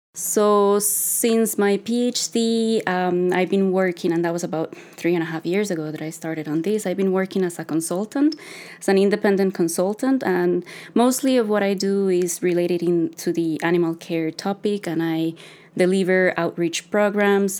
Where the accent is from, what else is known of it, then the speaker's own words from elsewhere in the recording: Costa Rica; moved away as an adult; now in Canada; I'm a veterinarian from Costa Rica. I'm a daughter of a dairy farmer